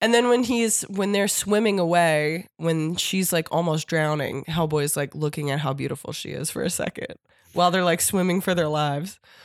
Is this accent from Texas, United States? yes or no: no; Warminster, Pennsylvania, United States; my hometown. Like, if I was in fucking Warminster, Pennsylvania